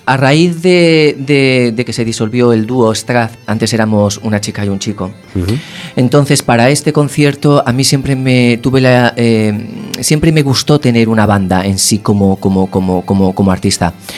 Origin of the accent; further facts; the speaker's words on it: Castellón de la Plana, Valencian Community, Spain; moved away as an adult; also born or lived in Madrid; now in A Coruña, Spain; no soy de Coruña. Yo nací en Castellón. Eh, con 18 me fui a vivir a Madrid